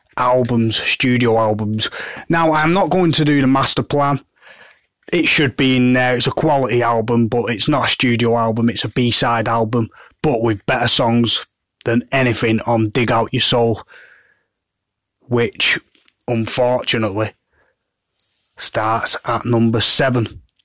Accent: Manchester, North West England, United Kingdom; I'm from Manchester

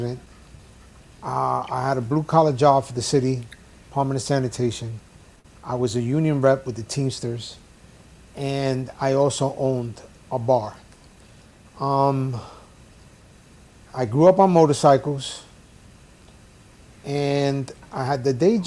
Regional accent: New York City, New York, United States; moved away as an adult; now in Florida, United States; I grew up in the South Bronx

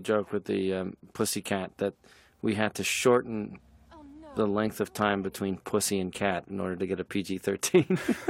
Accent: Canada; because I'm from Canada, I wanted to make sure there was a Mountie.

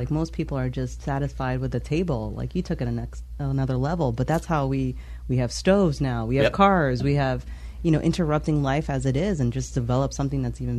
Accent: New York City, New York, United States; I grew up in the Bronx.

